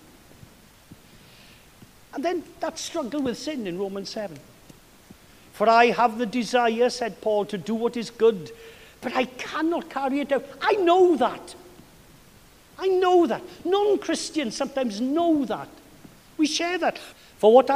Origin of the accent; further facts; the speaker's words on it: Wales, United Kingdom; now in Massachusetts, United States; It's like being a Welshman abroad